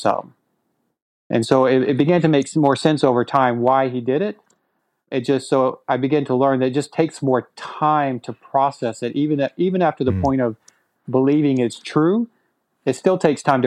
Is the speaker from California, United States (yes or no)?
no; Texas, United States; growing up in Texas, because that's where I'm originally from